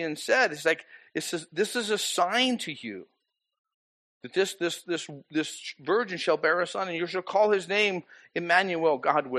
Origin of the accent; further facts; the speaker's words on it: Boise, Idaho, United States; I grew up in Boise.